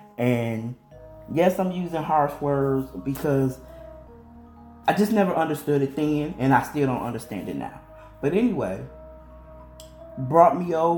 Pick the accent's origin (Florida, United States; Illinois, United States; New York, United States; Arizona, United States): Illinois, United States; I'm originally from Illinois and I'm now here in North Carolina, so I get stuck in my country slang.